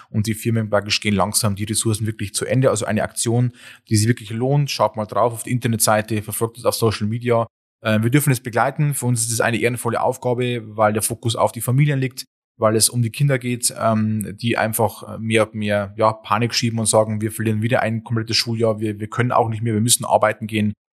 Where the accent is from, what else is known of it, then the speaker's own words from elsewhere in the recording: Bavaria, Germany; Wir kommen ja auch aus Ostbayern.